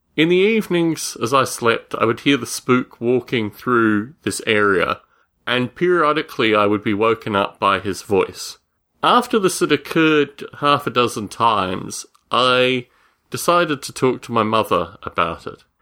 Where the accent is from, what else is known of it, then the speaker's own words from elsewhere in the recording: Australia; Growing up in Australia, I would spend my summer holidays with my grandparents